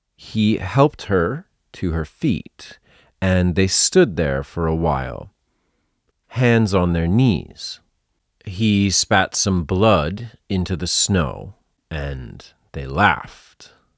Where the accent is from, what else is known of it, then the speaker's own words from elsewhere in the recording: Massachusetts, United States; I come from Massachusetts, USA, and when I was a kid, sledding was a big part of winter life